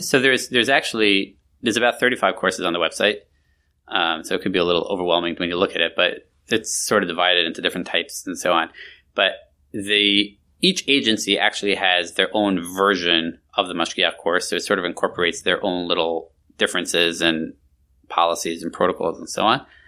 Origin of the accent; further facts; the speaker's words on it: New York, United States; moved away; I grew up in New York years and years ago.